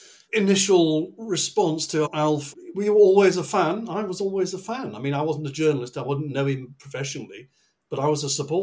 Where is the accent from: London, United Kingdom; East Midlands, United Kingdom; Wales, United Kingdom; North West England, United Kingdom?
North West England, United Kingdom; Manchester; moved away as an adult; I'm a Mancunian, who last lived there when Harold Wilson devalued the pound, the same season that Manchester City won the league championship.